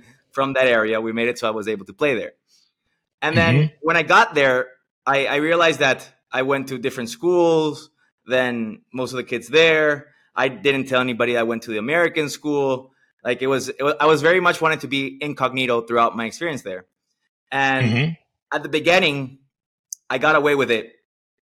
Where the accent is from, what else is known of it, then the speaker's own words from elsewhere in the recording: Venezuela; we're born and raised in Venezuela